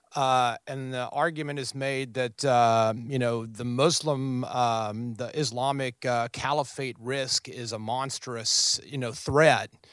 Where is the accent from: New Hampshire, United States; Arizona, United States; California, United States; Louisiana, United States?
Louisiana, United States; New Orleans; now in Washington, D.C., United States; I'm from New Orleans, Louisiana. I'm interning up here, uh, in D C